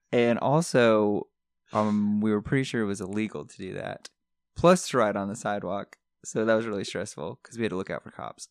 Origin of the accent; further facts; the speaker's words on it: Connecticut, United States; moved away; I grew up in Connecticut